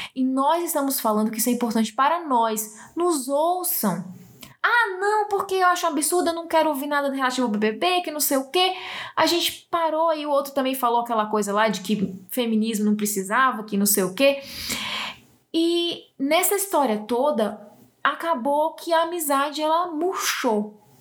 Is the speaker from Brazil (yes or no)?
yes; Northeast Region, Brazil; sou do Nordeste